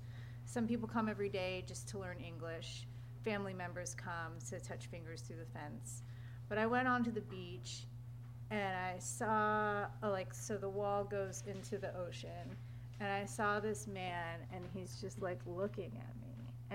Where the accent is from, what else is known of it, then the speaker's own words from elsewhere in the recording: United States; I've survived two brothers, you know, and but I'm also an American.